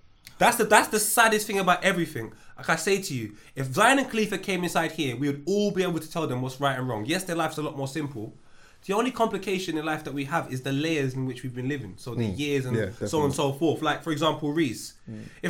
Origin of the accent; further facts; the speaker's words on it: Jamaica; That's a rabbit hole. But I know I'm from Jamaica.